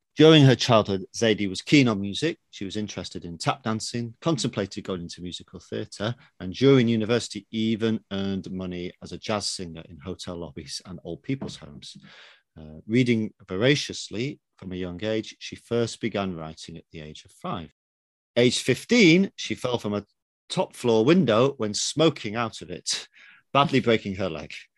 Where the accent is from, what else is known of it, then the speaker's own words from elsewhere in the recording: England, United Kingdom; I'm British